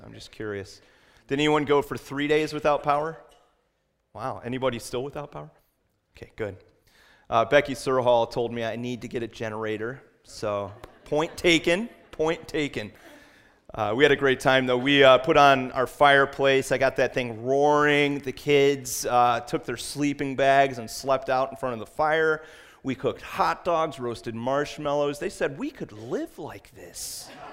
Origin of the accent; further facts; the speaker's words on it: West Virginia, United States; I was born in West Virginia, and I'll tell you, my parents met in West Virginia